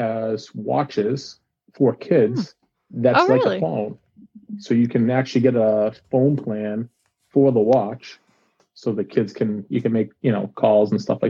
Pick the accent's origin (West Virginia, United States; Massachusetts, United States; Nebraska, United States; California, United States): Massachusetts, United States; Malden; accent: Boston; also born or lived in Dracut, Massachusetts; now in Pelham, United States; I was born in Malden, Massachusetts, and that's where I kind of spent most of my childhood, around Malden, Melrose, Everett, Medford, back to Malden, a few different places down there before moving up towards the northern side of Dracut around 2000